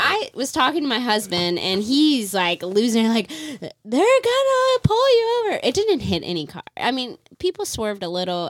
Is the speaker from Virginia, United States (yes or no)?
yes; Virginia, United States; moved away as an adult; also born or lived in Chicago; we're both from Virginia.